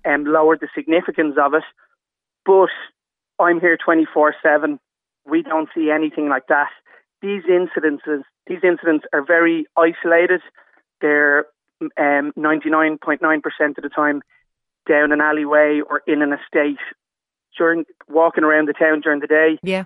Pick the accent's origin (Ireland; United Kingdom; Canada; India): Ireland; Dublin, Leinster; moved away as an adult; now in Drogheda, Ireland; I'm actually from Dublin myself